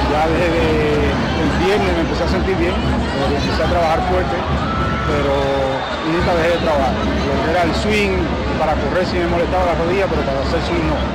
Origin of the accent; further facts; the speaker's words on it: Cuba; moved away; also born or lived in United States; yo salí de Cuba no por problemas políticos, sino buscando un sueño, tras de un sueño.